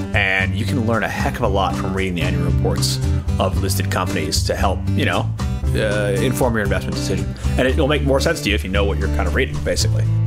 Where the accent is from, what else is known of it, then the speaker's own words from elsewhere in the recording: United States; now in Australia; I'm from the States originally